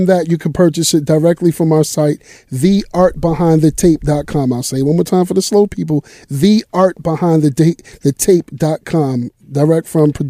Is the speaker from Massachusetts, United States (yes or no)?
yes; Massachusetts, United States; moved away; Originally I'm from Massachusetts